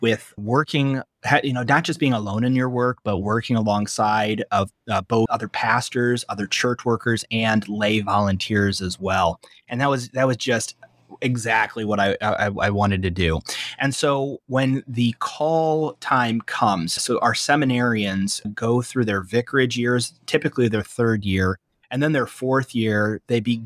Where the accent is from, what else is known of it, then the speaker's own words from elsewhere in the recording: Fort Wayne, Indiana, United States; also born or lived in Nashville, Illinois; I grew up here in Fort Wayne, I still have family here in Fort Wayne.